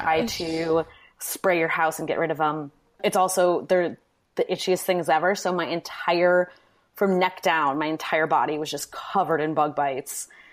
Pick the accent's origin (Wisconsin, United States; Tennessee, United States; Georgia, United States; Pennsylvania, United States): Wisconsin, United States; Manitowoc; moved away as an adult; also born or lived in New York; now in Milwaukee, United States; I'm from Wisconsin, Manitowoc, Wisconsin, which is now kind of an infamous city